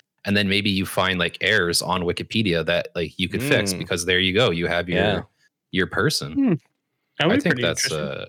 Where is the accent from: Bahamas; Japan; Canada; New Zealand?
Canada; Like I'm Canadian, and I feel like a lot of Canadians don't respond well to my comedy.